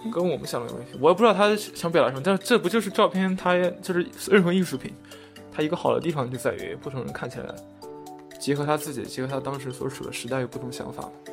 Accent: China; 我作为中国人

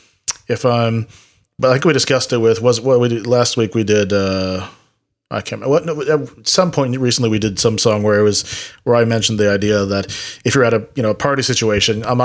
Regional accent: United States; also born or lived in South America; I was raised in America, I was technically born in South America

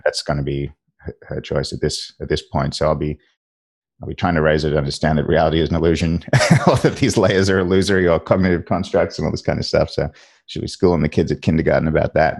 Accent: Australia; I'm an Australian, uh, in Australia

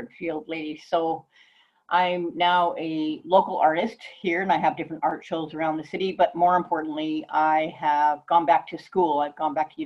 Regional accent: Calgary, Alberta, Canada; moved away as an adult; also born or lived in Vancouver; I was raised in Calgary

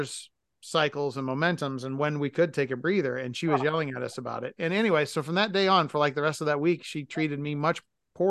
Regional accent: Massachusetts, United States; now in Midwest, United States; where I was raised in Massachusetts

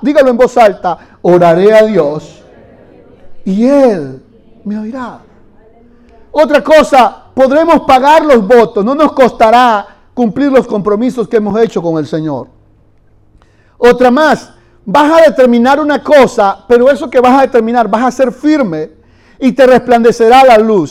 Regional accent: Venezuela; moved away; Yo allá en Venezuela corrí un poquito más que aquí. Allá se puede correr mucho.

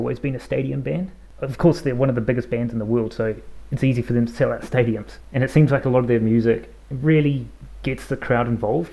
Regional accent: New Zealand; accent: New Zealand; my New Zealand accent

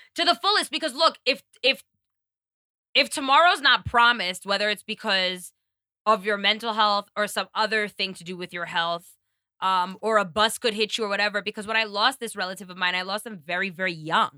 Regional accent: New York, United States; moved away; being a New Yorker

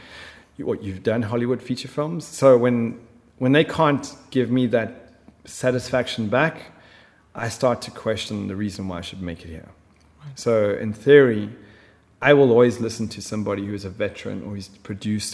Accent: South Africa; moved away as an adult; also born or lived in Middle East; I'm from South Africa. You know, we branded as racist. And, you know, we grew up in schools and our friends were from all over the planet

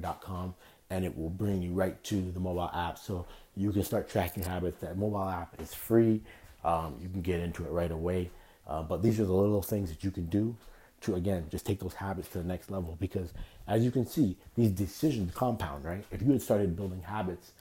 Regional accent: Toronto, Ontario, Canada; That was how I grew up in Toronto

